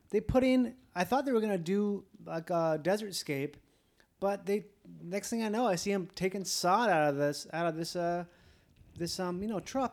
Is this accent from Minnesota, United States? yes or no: yes; Minnesota, United States; I'm from Minnesota